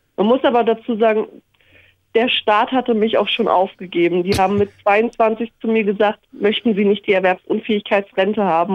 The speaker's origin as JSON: {"language": "German", "region": "Berlin", "country": "Germany", "tie": "born or raised there", "said": "Also ich bin ja in Hellersdorf aufgewachsen."}